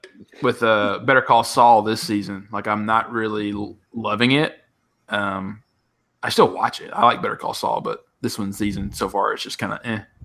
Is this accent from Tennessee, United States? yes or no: yes; Tennessee, United States; now in Los Angeles, United States; oh, you're from Tennessee? I was like, yeah.